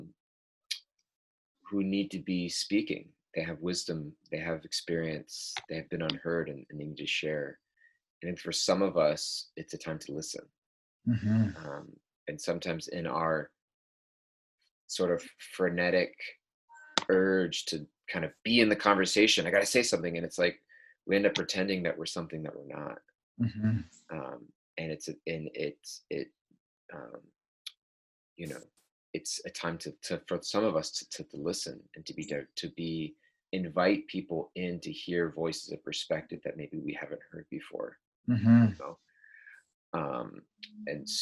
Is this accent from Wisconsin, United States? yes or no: no; Southern California, United States; I grew up in Southern California, which is a heavily Hispanic neighborhood where I live.